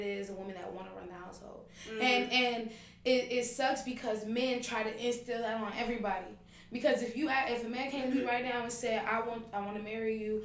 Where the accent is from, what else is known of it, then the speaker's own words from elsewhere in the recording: Inglewood, California, United States; also born or lived in Westchester, Los Angeles; I'm from Inglewood.